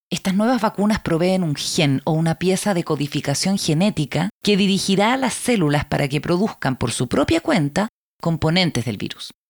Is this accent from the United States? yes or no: yes; United States; Soy estadounidense y otorgarles una alta prioridad a la libertad y a las opciones personales es parte de nuestra cultura